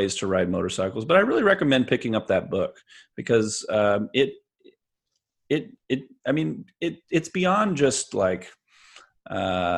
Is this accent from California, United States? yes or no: yes; Bakersfield, California, United States; I grew up in Bakersfield